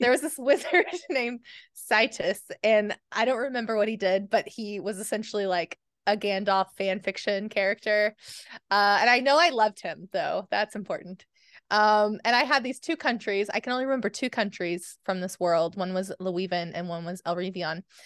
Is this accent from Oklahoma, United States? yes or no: yes; Oklahoma, United States; I'm from Oklahoma